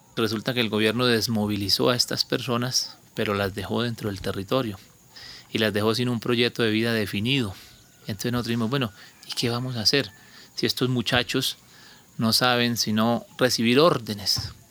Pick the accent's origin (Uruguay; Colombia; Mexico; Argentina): Colombia; Monterrey; moved away as an adult; dentro de Monterrey, de mi pueblo